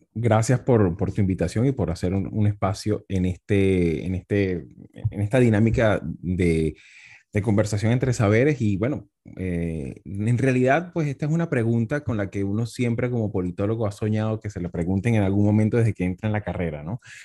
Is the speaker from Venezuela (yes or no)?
yes; Venezuela; also born or lived in Spain; soy politólogo hispano-venezolano